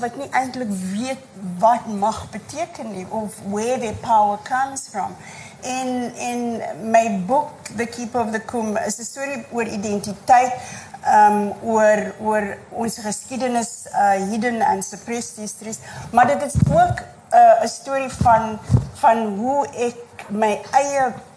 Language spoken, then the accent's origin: Afrikaans; Cape Flats, Western Cape, South Africa; waar ek vandaan kom, ek was 'n kind op die Cape Flats